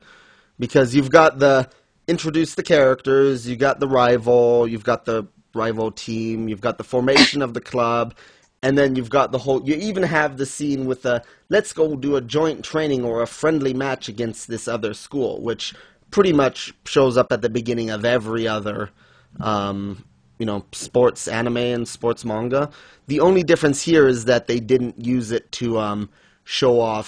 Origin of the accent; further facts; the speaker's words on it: Switzerland; moved away; I grew up in Switzerland